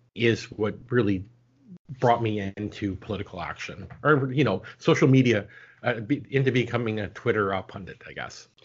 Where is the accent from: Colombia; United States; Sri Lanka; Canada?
Canada; as a Canadian citizen